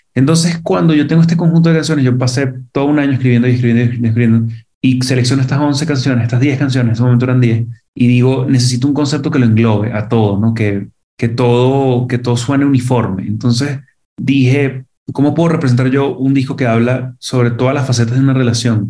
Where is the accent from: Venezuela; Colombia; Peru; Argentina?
Venezuela; moved away as an adult; now in Mexico; cuando llegué yo de Venezuela para acá a vivir